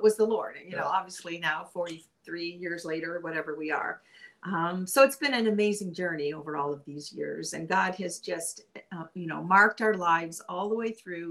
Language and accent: English; Canada; moved away as an adult; also born or lived in Springfield, Missouri; I'm Canadian